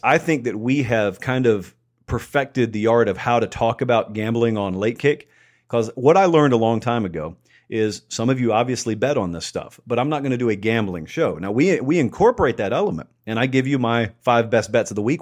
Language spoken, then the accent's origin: English; Columbus, Georgia, United States; I grew up in Columbus, Georgia, totally isolated from the North.